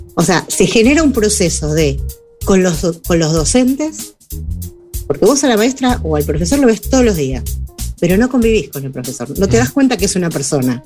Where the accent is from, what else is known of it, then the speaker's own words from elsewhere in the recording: Buenos Aires, Argentina; moved away as an adult; now in Uruguay; yo vivía en Buenos Aires, soy argentina